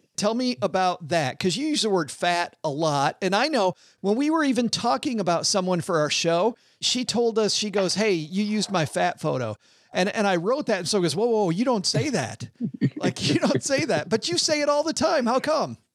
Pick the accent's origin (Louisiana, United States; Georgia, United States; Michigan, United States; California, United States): Michigan, United States; Detroit; moved away; Detroit, which is, which was my hometown for a long time.